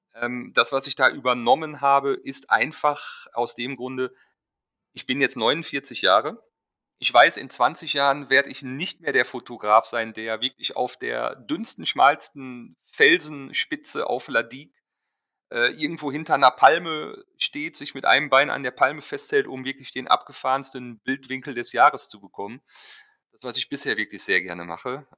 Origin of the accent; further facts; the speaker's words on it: Germany; ich fotografiere als Deutscher Hochzeiten auf den Seychellen